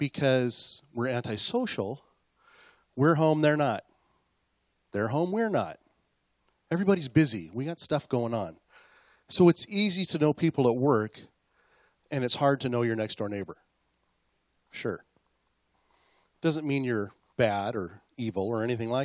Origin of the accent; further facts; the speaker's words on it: Acme, United States; I grew up in Mayberry, okay? Only it was called Acme, like on Bugs Bunny